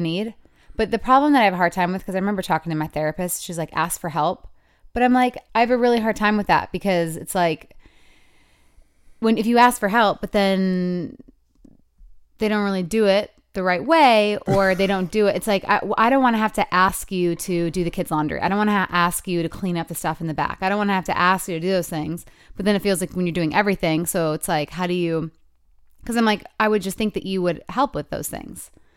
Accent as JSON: {"language": "English", "region": "Michigan", "country": "United States", "tie": "born or raised there", "said": "'cause it's my hometown"}